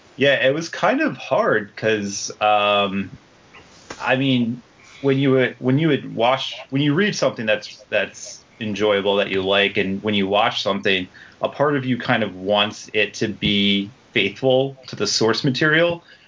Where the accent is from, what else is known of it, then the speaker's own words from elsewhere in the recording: Toms River, New Jersey, United States; I grew up in Toms River, New Jersey, which is right on the Jersey Shore